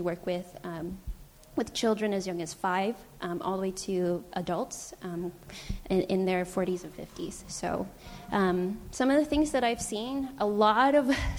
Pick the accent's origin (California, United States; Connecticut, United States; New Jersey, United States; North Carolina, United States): California, United States; San Francisco; I was born and raised in San Francisco